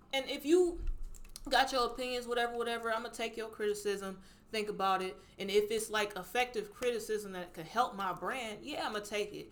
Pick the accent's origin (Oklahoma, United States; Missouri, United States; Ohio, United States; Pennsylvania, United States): Ohio, United States; Cleveland; accent: little countryness; I grew up here, Cleveland, Ohio. Like this is my city.